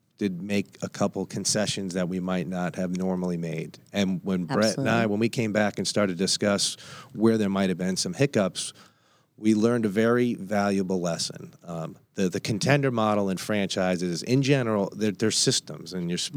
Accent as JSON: {"language": "English", "region": "Northeast", "country": "United States", "said": "I come from the Northeast"}